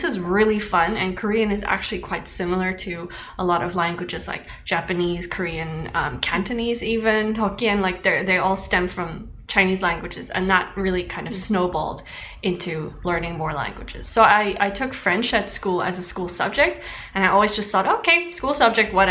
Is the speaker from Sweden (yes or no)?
no; South Africa; moved away; the Zulu spoken in my hometown